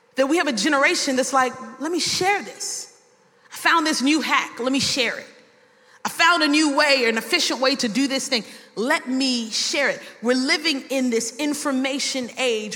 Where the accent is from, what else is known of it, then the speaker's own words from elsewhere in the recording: New York City, New York, United States; now in Miami, United States; I was born in Brooklyn, New York, and I might have some terms that you might not understand. We'll say some things in New York like, it's mad brick.